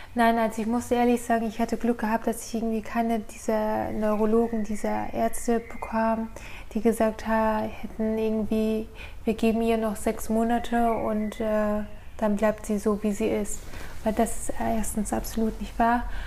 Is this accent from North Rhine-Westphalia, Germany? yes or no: no; Norderstedt, Schleswig-Holstein, Germany; moved away as an adult; also born or lived in Johannesburg, South Africa; now in Ulm, Germany; bin in Norderstedt in der Nähe von Hamburg aufgewachsen und dort auch zur Schule gegangen